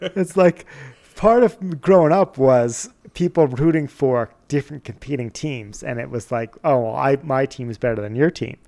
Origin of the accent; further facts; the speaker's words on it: Connecticut, United States; now in Montana, United States; growing up where we grew up in Connecticut